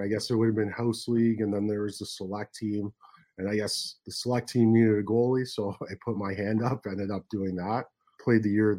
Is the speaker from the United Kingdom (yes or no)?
no; Richmond Hill, Ontario, Canada; also born or lived in Toronto; I grew up in Richmond Hill. So I was born in Toronto. Yeah. My mom ended up moving to Richmond Hill when we were, I think I was like three or four. So I grew up there and just continued playing in Toronto.